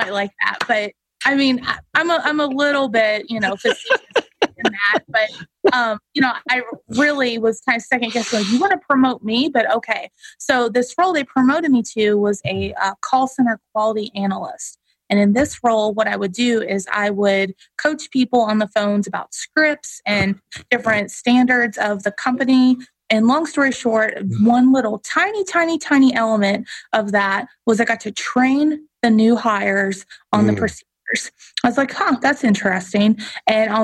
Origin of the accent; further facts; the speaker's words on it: Eastern Kentucky, United States; I grew up in Eastern Kentucky, so I'm very proud of where I grew up and my family still lives there.